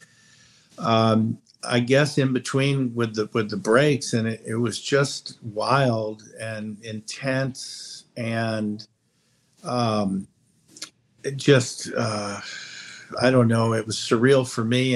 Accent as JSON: {"language": "English", "region": "Upstate New York", "country": "United States", "said": "I'm a New Yorker too."}